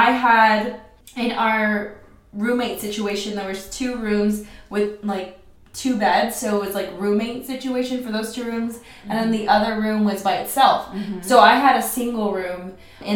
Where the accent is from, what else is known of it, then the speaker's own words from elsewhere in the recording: Oceanside, California, United States; I grew up in Oceanside, California.